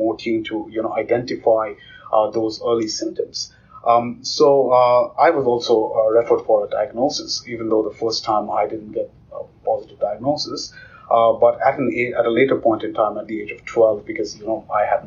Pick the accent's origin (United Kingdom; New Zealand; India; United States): India; I grew up in India in a remote village